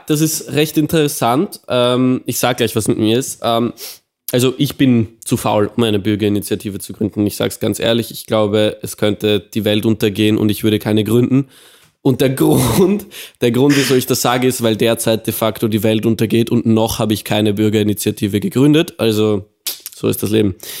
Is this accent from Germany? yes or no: no; Austria; wir sind aus Austria